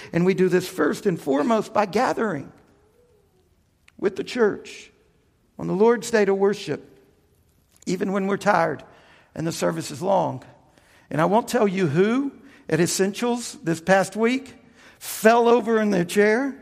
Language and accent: English; United States; also born or lived in Louisiana / Texas; I grew up in the Bible Belt down in Louisiana and in Texas as a Baptist